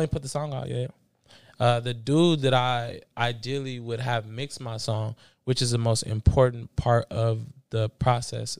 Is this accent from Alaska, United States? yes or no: no; Bay Area, California, United States; also born or lived in Los Angeles, California / Belize (ancestry); I moved to the Bay Area going into fourth grade